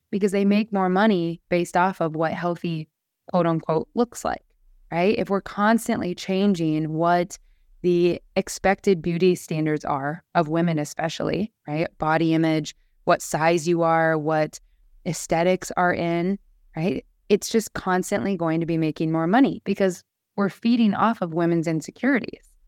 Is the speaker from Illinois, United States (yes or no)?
no; Nebraska, United States; moved away; also born or lived in Austin, Texas; I'm from Nebraska.